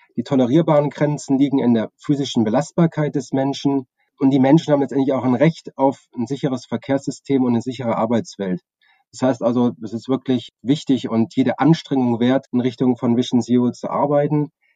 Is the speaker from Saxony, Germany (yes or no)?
yes; Chemnitz, Saxony, Germany; Ich bin 1982 in Chemnitz geboren